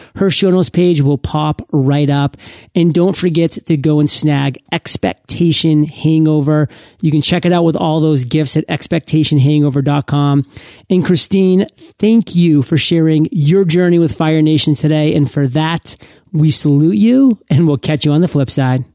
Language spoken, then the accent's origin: English; Maine, United States; moved away; I went back home to my home state in Maine